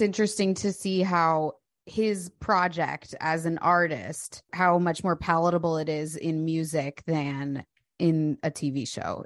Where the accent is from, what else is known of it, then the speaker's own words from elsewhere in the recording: Delaware County, outside Philadelphia, Pennsylvania, United States; I grew up in Delco